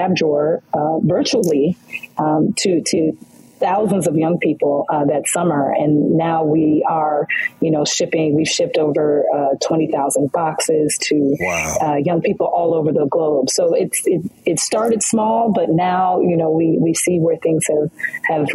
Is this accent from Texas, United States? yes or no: no; Detroit, Michigan, United States; also born or lived in Louisiana; So we are both from Detroit, Michigan, and proud graduates